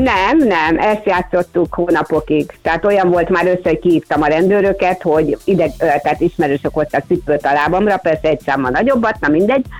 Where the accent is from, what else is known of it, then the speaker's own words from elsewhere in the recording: Budapest, Hungary; a füvészkertnél laktunk, ott is nevelkedtem